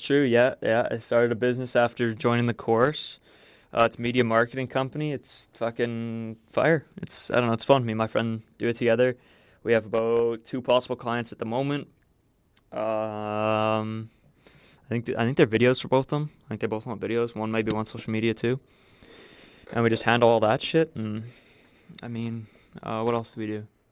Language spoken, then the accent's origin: English; Manitoba, Canada; I'm from the small town of Bossier, Manitoba.